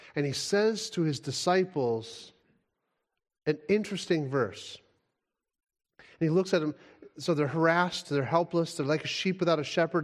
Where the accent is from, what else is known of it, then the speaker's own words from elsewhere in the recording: United States; as an American